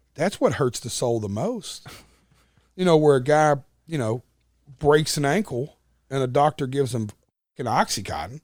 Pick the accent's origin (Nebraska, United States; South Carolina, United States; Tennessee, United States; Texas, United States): Tennessee, United States; Nashville; accent: twang; I'm playing my hometown arena